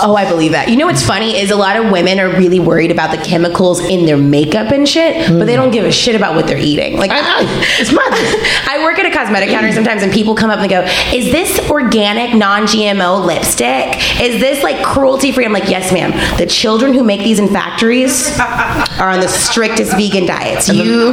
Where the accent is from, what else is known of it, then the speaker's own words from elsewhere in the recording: Louisiana, United States; I'm from Louisiana and I'm like Creole through and through